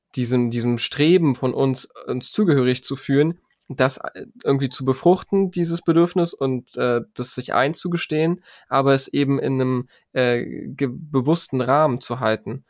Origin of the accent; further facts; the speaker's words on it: Germany; ich bin in Deutschland geboren, ich habe einen deutschen Pass, ich bin Deutscher